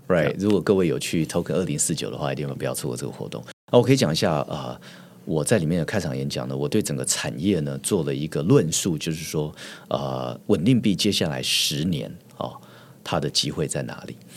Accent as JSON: {"language": "Chinese", "country": "Taiwan", "said": "我们台湾人"}